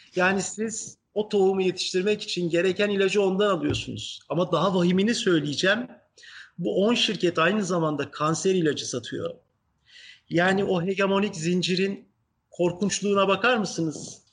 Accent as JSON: {"language": "Turkish", "town": "Izmir", "region": "İzmir", "country": "Turkey", "tie": "born or raised there", "also_born_or_lived": "Ankara, Turkey / Kütahya, Turkey", "said": "Ben dediğim gibi işte Ankara'da doğdum Sonra çocukluğun ilk yılları Kütahya'da geçti. Sonra İzmir'e geldik 5 yaşındayken"}